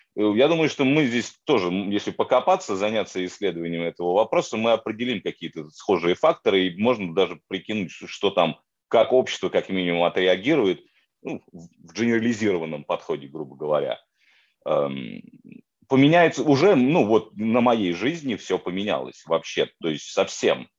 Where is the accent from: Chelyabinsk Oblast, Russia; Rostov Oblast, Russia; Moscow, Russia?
Moscow, Russia; moved away; я из Москвы, да, то есть я в большом городе вырос